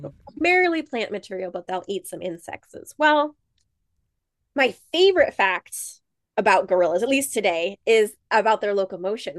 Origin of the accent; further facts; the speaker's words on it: United States; moved away as an adult; also born or lived in South Dakota / Montana / California / Georgia; I'm originally from South Dakota and Montana. I grew up in, uh, very rural areas out in the country